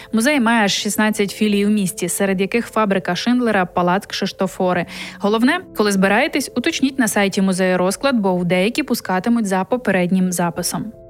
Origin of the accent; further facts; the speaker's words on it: Ukraine; moved away as an adult; now in Poland; журналістка, редакторка українського телеканалу, а нині зі своїм семирічним сином, вимушена переселенка